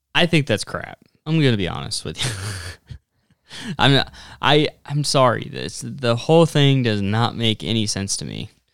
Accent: Platte River, west of Sutherland towards Hershey, Nebraska, United States; Where I grew up hunting on the Platte River was just west of Sutherland towards Hershey.

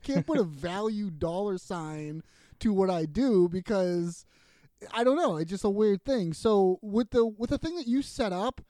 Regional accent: Boston, Massachusetts, United States; accent: Boston; I hear my atrocious Boston accent

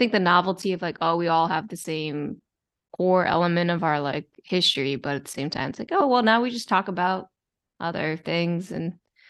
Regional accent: Maryland, United States; now in New York City, United States; I grew up in Maryland, like close to DC.

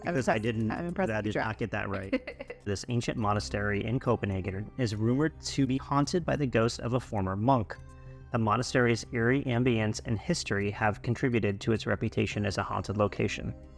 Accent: United States; being an American abroad

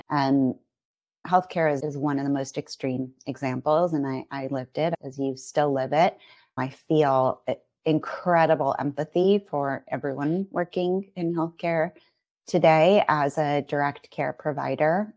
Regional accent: San Francisco Bay Area, California, United States; also born or lived in San Diego; I'm from this area, and we wanted to be closer to home

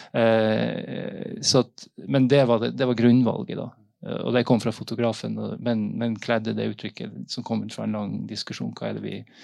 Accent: Northern Norway, Norway; Jeg kommer fra Nord-Norge og, og har hørt disse historiene gjennom familie

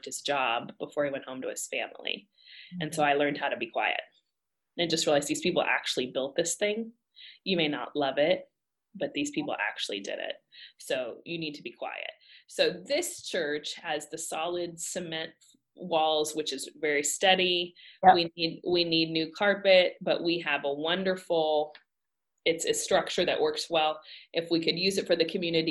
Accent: Texas, United States; moved away as an adult; also born or lived in Kyrgyzstan; I'm from Texas

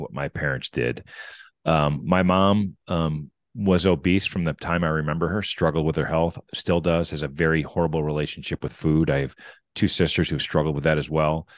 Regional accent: Wisconsin, United States; I grew up in Wisconsin.

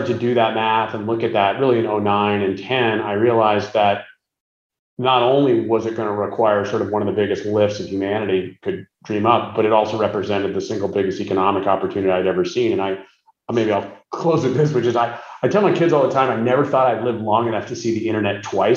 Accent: West Coast, United States; also born or lived in New York City; now in California, United States; I'm originally from the West Coast

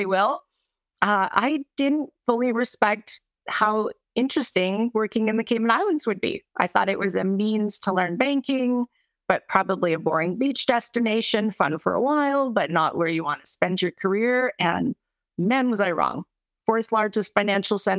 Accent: Calgary, Alberta, Canada; moved away; being Canadian

